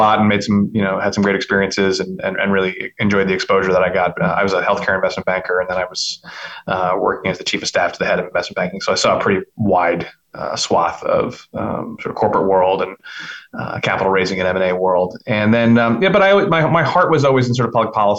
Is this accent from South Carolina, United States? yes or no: no; Bergen County, New Jersey, United States; also born or lived in New York City; I was born and raised in Bergen County. I went to high school in Bergen County.